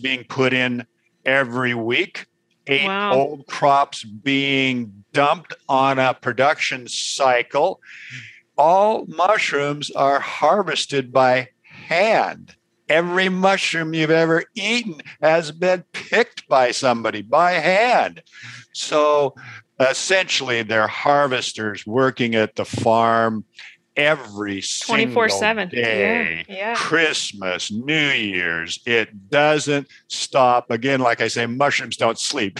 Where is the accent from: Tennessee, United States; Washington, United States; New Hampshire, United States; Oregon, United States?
Washington, United States; Seattle; I was raised in the Pacific Northwest in Seattle.